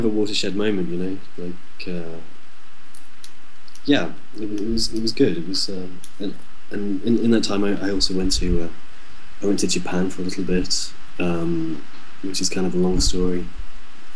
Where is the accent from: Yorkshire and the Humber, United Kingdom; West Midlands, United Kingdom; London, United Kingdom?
West Midlands, United Kingdom; moved away as an adult; also born or lived in South Korea; we're from the Midlands, we're from the West Midlands, you know, we're not really near any major cities or anything like that. We're just small town people